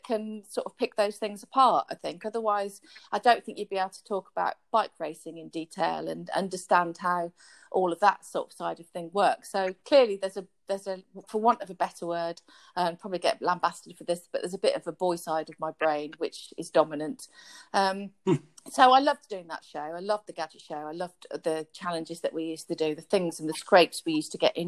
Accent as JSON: {"language": "English", "town": "Wolverhampton", "region": "West Midlands", "country": "United Kingdom", "also_born_or_lived": "London / Japan", "moved": "as an adult", "said": "I'm from Wolverhampton"}